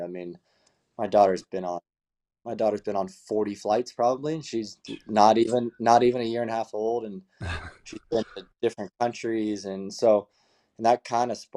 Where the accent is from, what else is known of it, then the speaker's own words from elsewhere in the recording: Marietta, California, United States; my hometown in Marietta, California